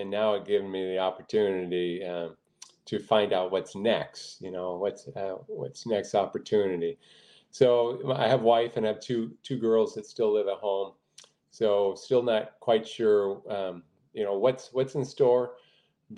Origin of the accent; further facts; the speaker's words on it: Washington, United States; I'm from Washington State